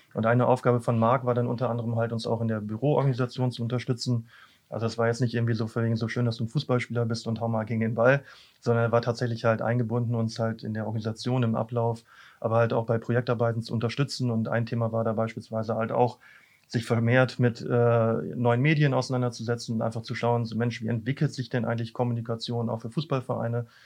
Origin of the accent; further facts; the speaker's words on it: Büren, North Rhine-Westphalia, Germany; moved away; ursprünglich komme ich aus Büren